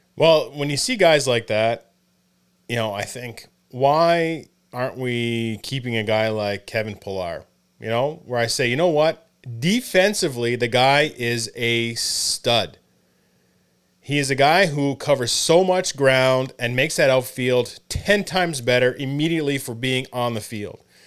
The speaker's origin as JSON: {"language": "English", "country": "Canada", "also_born_or_lived": "Hamilton, New York (Colgate University)", "moved": "as an adult", "said": "being a Canadian"}